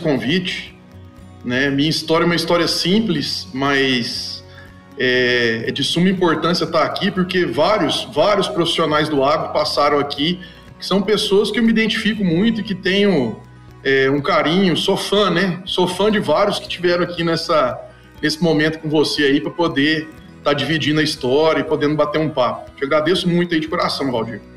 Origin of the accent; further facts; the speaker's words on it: Itumbiara, Goiás, Brazil; sou nascido em Tumbiara, né? Sou goiano de Tumbiara, Goiás.